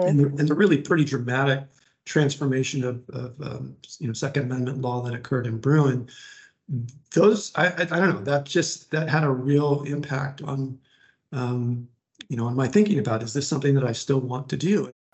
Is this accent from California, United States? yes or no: yes; Laguna Beach, California, United States; also born or lived in Garden Grove, California / Santa Ana, California / Irvine, California; I grew mm -hmm. up mm-hmm. down in Orange County uh, here in Southern California